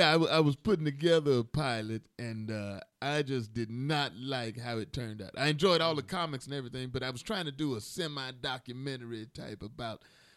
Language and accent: English; Chicago, Illinois, United States; And I grew up in Chicago, but they were in Georgia.